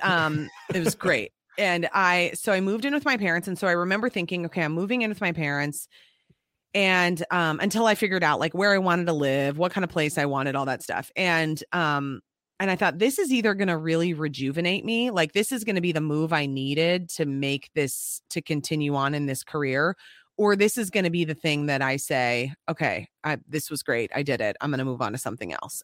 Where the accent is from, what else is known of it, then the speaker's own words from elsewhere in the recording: Apple Valley, Minnesota, United States; I'm from Apple Valley.